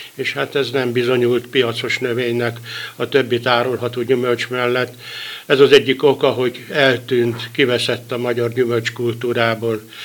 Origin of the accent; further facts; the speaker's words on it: Tolna, Hungary; Tolnáról, tolnai vagyok